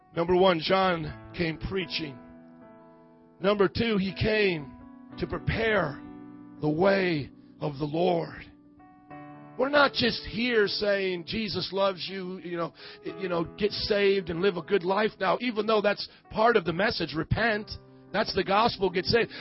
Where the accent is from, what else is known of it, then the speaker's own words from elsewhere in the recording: Fort Wayne, Indiana, United States; my hometown of Fort Wayne, Indiana